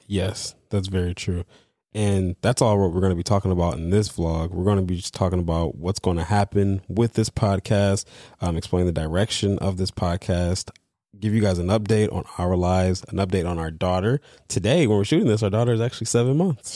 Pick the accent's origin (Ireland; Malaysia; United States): United States; Detroit, Michigan; growing up in Detroit